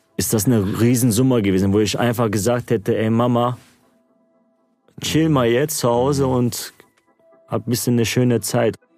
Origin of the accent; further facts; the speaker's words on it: Gelsenkirchen, North Rhine-Westphalia, Germany; first language Turkish; German is a second language; ich hier geboren und aufgewachsen bin in Gelsenkirchen. Ich lebe noch hier